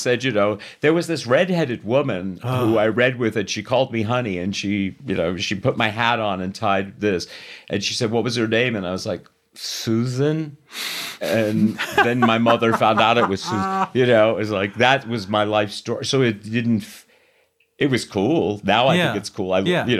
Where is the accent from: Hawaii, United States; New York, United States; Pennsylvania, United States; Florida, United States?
New York, United States; New York City; also born or lived in Los Angeles; I was born in Astoria, okay. Queens, and mostly we lived in Whitestone. But by the time I was 16, I was living in Manhattan myself. I moved to LA shortly after that.